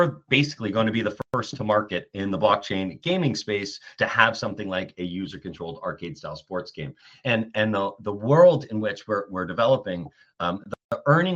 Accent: New York City, New York, United States; I grew up in New York City

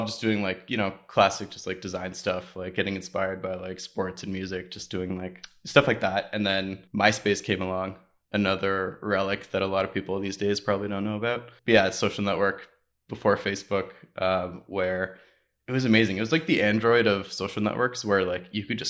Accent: Ontario, Canada; So like I was big in the music scene growing up outside of Toronto

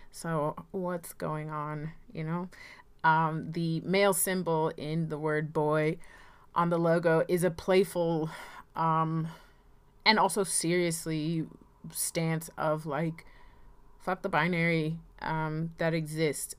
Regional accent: Rocky Mount, North Carolina, United States; moved away; I am from Rocky Mount, North Carolina, and, um, I'm living back here now

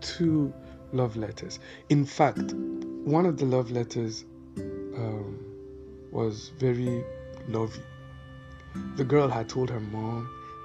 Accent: Netherlands; growing up in Holland, we were taught about things like Valentine's Day

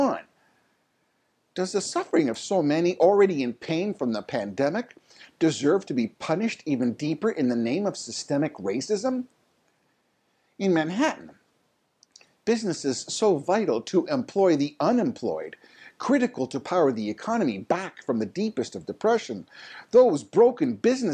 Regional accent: Canada; your Canadian neighbor

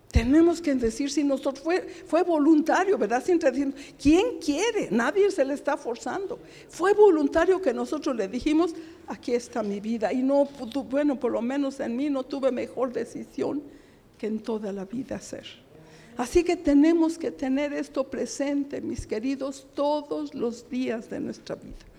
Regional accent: Mexico; Somos mexicanos, gracias a Dios, con mucho orgullo

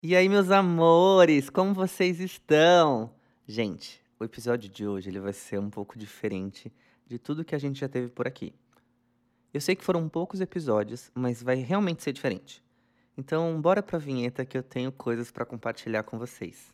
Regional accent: São Paulo, Brazil; eu nasci em São Paulo, mas meus pais são do Paraná. Eles nasceram lá e vieram para cá começar a vida aqui em São Paulo

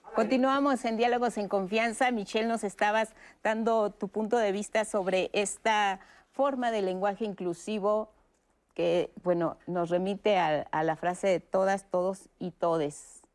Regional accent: Mexico; nosotros como, como mexicanos

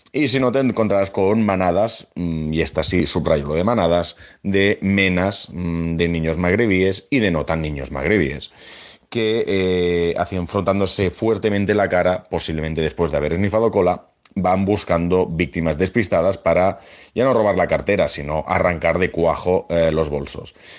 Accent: Barcelona, Catalonia, Spain; nuestra maravillosa ciudad

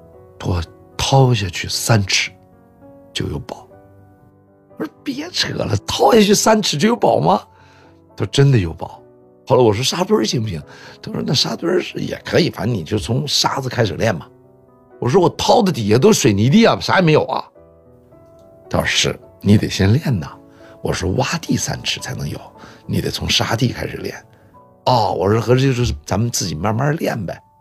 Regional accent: Deyang, Sichuan, China; also born or lived in Luoyang / Hubei / Shanghai; 我生在洛阳。完了，长在四川、湖北。其实我出生地洛阳，我没怎么生活过。很小，我妈妈把我们就送回上海了。完了，又把我们从上海接到四川。我们到了四川以后呢，在德阳的第二重型机械厂

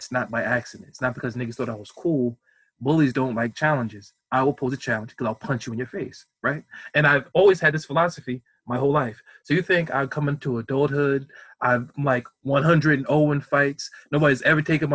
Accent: United States; I'm like American, lost my heritage with slavery

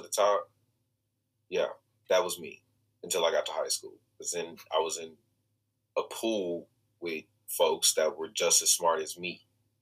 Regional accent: Kansas City, Missouri, United States; I am from Kansas City, Missouri. I am born and raised in Kansas City, Missouri. This is my hometown.

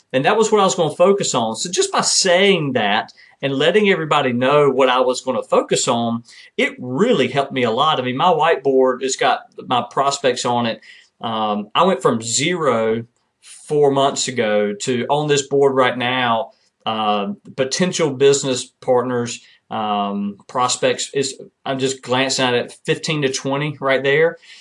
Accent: Kinston, North Carolina, United States; serving in my eighth year as mayor of my hometown in Kinston, North Carolina

